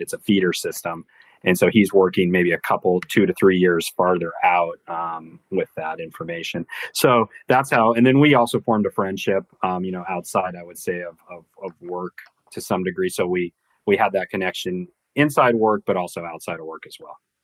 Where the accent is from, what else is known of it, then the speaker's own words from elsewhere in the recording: San Diego, California, United States; moved away as an adult; I grew up in San Diego.